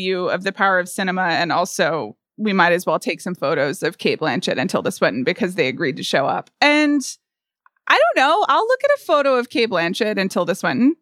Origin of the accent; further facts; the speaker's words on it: United States; an American